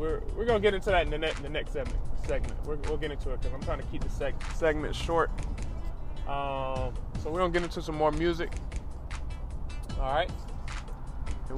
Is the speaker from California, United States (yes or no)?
no; Atlanta, Georgia, United States; I'm from Atlanta